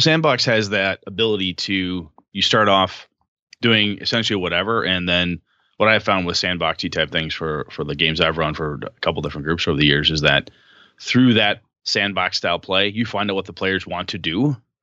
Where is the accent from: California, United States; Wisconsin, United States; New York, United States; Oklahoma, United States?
Wisconsin, United States; Wausau; moved away; my hometown of Wausau